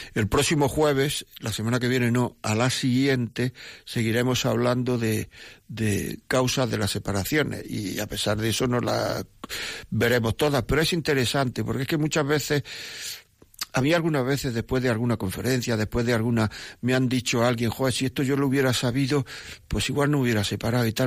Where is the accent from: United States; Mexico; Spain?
Spain; Granada, Andalusia; Soy del centro de Granada, de la calle Piedra de la Torre, la Plaza Las Pasiegas